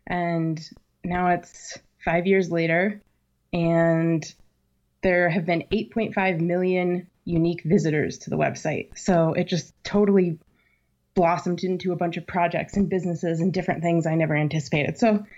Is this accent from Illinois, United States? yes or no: no; Virginia, United States; Well, I did some growing up in Virginia, and I had a nanny with a thick Southern accent.